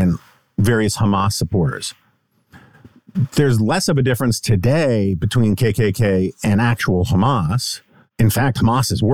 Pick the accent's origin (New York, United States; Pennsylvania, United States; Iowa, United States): New York, United States; New York City; In the 1980s, like growing up in New York City